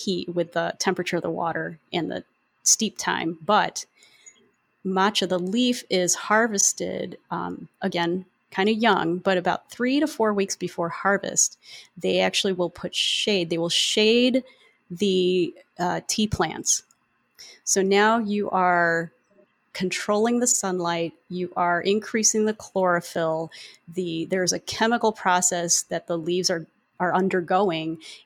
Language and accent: English; Philippines; I am Filipino